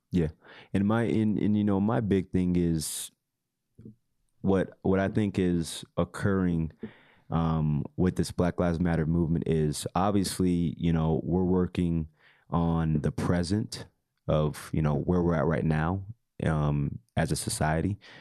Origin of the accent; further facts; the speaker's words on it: Utah, United States; growing up in Utah